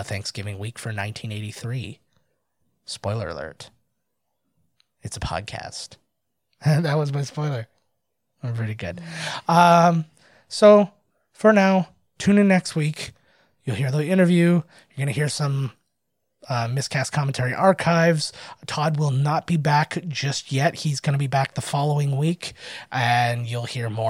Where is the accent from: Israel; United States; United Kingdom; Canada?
Canada; I'm Canadian